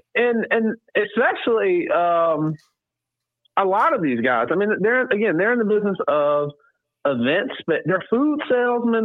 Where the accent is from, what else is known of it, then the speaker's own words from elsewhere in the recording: Atlanta, Georgia, United States; we're from Georgia. Basically, we're all basically from Atlanta. We're from the suburbs of Atlanta